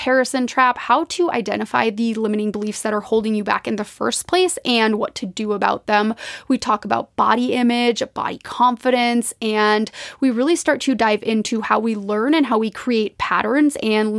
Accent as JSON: {"language": "English", "region": "Minnesota", "country": "United States", "tie": "born or raised there", "moved": "yes", "lives_now": "Spokane, United States", "said": "growing up in Minnesota, I have a deep connection to the water"}